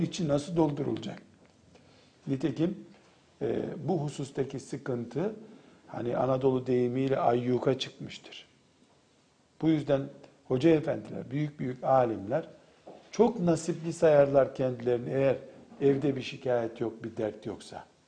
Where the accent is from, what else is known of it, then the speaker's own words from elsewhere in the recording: Black Sea Region, Turkey; Bizim köyümüzde benim akrabalarımdan bir hanım teyze vardı.